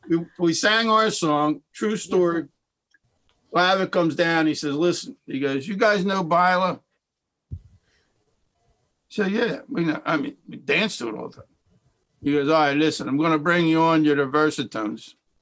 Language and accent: English; Philadelphia, Pennsylvania, United States; I'm from Philadelphia.